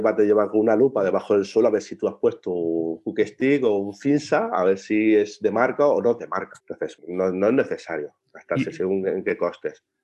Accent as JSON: {"language": "Spanish", "country": "Spain", "said": "los españoles odiamos la junta"}